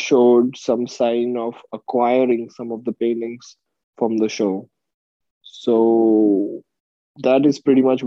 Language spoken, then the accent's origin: English; Mumbai, Maharashtra, India; moved away as an adult; now in San Francisco, United States; I am originally from Mumbai, India, where I lived for 20 years